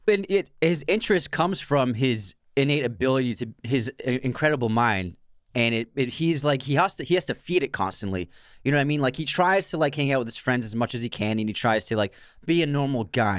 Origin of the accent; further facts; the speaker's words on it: Boston area, Massachusetts, United States; we grew up in the Boston area